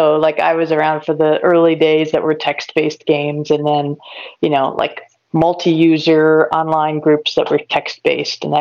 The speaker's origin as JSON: {"language": "English", "town": "Elyria", "region": "Ohio", "country": "United States", "tie": "born or raised there", "also_born_or_lived": "Milwaukee / North Carolina / Washington, D.C.", "moved": "as an adult", "lives_now": "Silver Spring, Maryland, United States", "said": "I grew up in northern Ohio in a town called Elyria. And you know, it was just, I was just there till I was 18"}